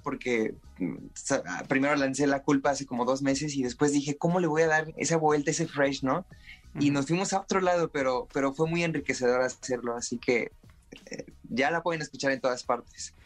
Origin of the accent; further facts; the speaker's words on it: Puebla, Mexico; yo soy de Puebla